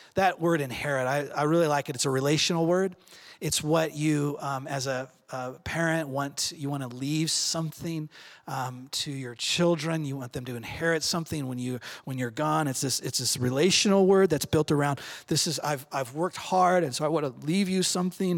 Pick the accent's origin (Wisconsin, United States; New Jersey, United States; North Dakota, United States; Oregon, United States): Oregon, United States; Redmond; I grew up in Redmond